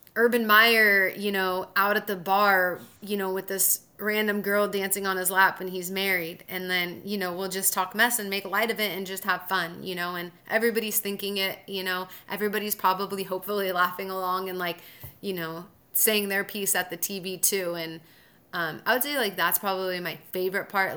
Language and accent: English; Southern California, United States; moved away as an adult; also born or lived in Mississippi / Huntsville, Alabama; now in Sacramento, United States; I'm from Southern California